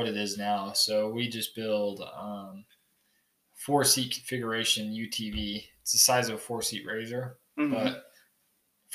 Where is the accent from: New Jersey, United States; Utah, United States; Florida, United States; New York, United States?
Utah, United States; Clearfield; I'm from Clearfield, Utah. So just about an hour south of here. Kind of a little bit more suburb area than rural. Mm-hmm. It's a kind of a shithole. I hate it in there. But yeah, I spent all 17 years of my life down there.